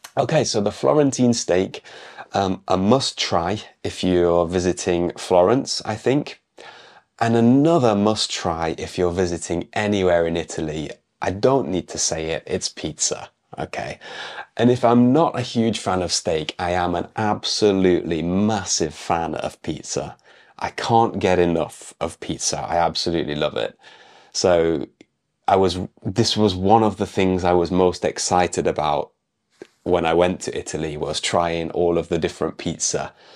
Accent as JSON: {"language": "English", "country": "United Kingdom", "moved": "yes", "said": "an English teacher from the UK"}